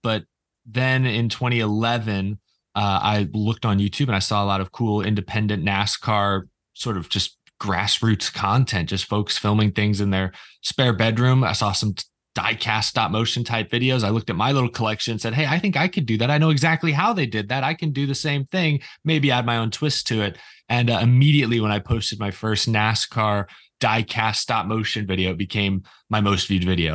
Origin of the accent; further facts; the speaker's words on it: Houston, Texas, United States; I grew up in Houston